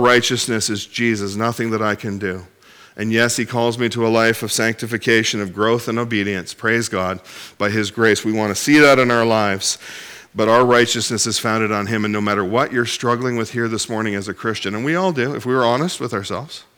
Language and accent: English; Ontario, Canada; now in Cape Breton, Canada; I do live there, but I'm originally from Ontario